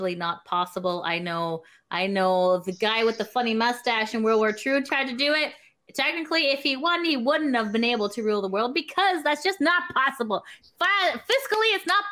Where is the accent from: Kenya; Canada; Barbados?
Canada; we're Canadian